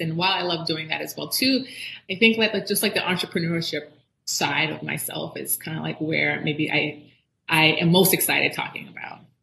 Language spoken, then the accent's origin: English; Miami, Florida, United States; also born or lived in Jamaica / Orlando, Florida; i grew up in south florida i grew up in miami